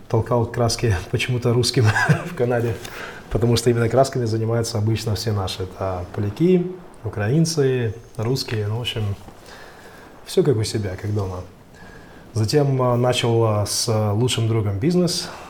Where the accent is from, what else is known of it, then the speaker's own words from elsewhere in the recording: Magadan, Magadan Oblast, Russia; moved away as an adult; А, родился и вырос в Магадане. А, собственно говоря, ничего примечательного, наверное, не, не происходило, кроме того, что я с отцом часто уезжал на охоту.